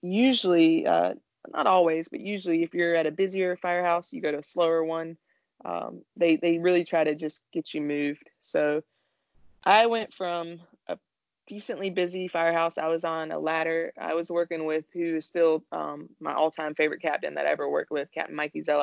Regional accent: Raleigh, North Carolina, United States; I'm born and raised in Raleigh

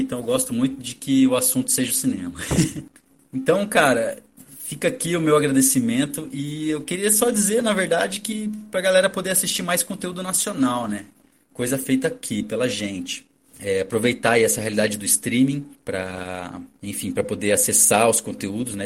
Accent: Brazil; eu, como brasileiro

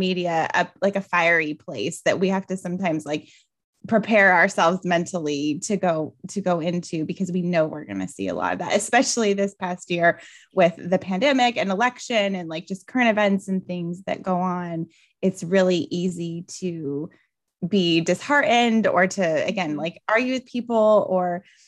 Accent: Albuquerque, New Mexico, United States; I'm originally from Albuquerque, New Mexico, and it's so funny because I've traveled all over the world and so many people are like, New Mexico, that's part of Mexico.

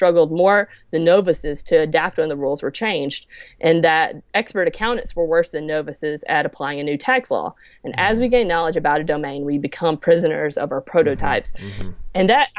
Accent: Clanton, Alabama, United States; So I'm originally from Clanton, Alabama. So I kind of grew up in the middle of nowhere.

